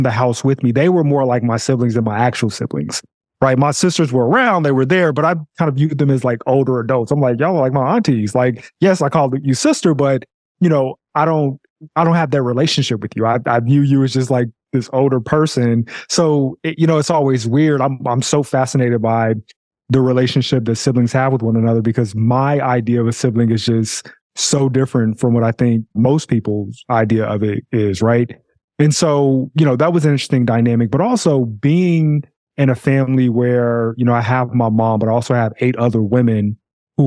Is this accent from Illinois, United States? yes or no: yes; Chicago, Illinois, United States; grew up in Chicago all my life, and I grew up on the south side of Chicago